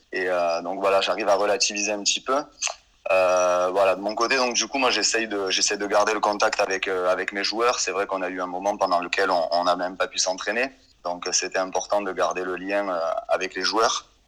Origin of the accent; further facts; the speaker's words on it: Anduze, Occitania, France; moved away as an adult; also born or lived in Montpellier; je suis originaire du Gard au départ